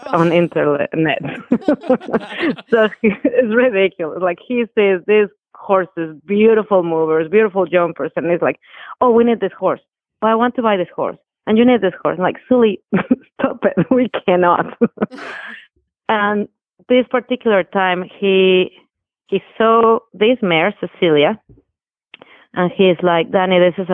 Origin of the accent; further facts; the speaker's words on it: Mexico City, Mexico; moved away as an adult; We're both from Mexico City.